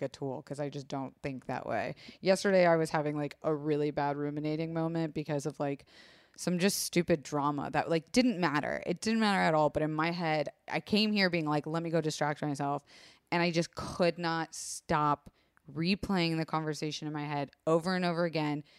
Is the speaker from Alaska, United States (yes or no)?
no; Florida, United States; I was raised in Florida